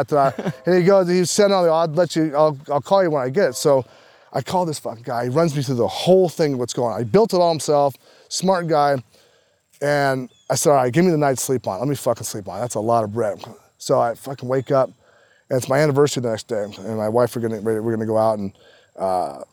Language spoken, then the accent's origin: English; San Diego, California, United States; growing up in San Diego